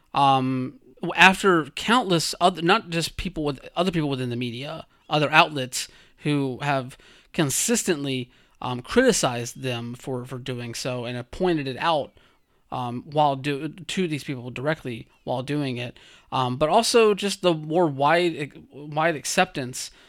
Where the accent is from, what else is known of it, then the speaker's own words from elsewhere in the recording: rural Georgia, United States; I'm from Bumfuck, Georgia